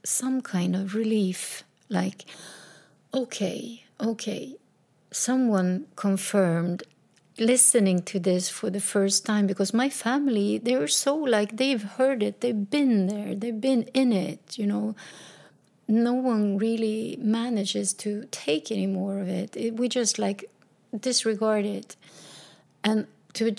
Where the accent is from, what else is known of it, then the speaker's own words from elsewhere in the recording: Sweden; also born or lived in south of Sweden; We moved back to my hometown in a little small house.